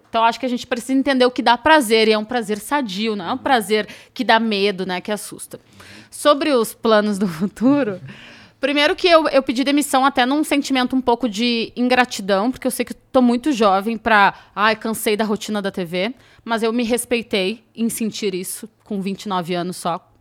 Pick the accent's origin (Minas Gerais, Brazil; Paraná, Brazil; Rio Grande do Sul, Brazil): Rio Grande do Sul, Brazil; moved away; also born or lived in Rio de Janeiro; porque eu não sou de São Paulo, né? Eu sou gaúcha